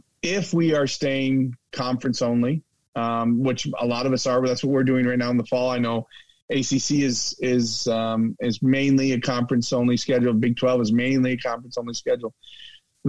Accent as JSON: {"language": "English", "region": "upstate New York", "country": "United States", "tie": "born or raised there", "moved": "yes", "said": "I'm from New York. We both grew up in those states where it's very, very cold"}